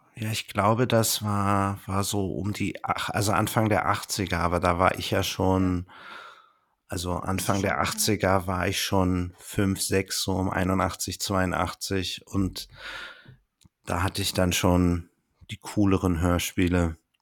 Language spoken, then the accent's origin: German; Berlin, Germany; für mich als Berliner